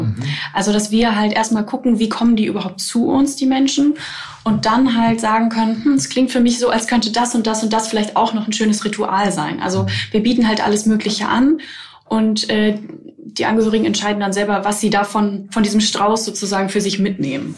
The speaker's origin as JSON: {"language": "German", "country": "Germany", "said": "also ich komme halt aus der Nähe von, von Bremen"}